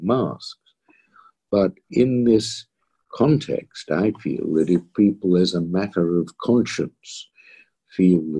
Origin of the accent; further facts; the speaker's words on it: Australia; also born or lived in London, United Kingdom; now in United Kingdom; being an Australian